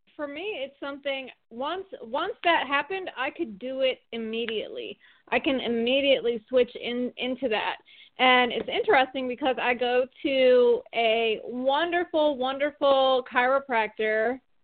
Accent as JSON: {"language": "English", "region": "Michigan", "country": "United States", "moved": "as an adult", "lives_now": "Atlanta, United States", "said": "I'm from Michigan originally, and I live in Atlanta, Georgia"}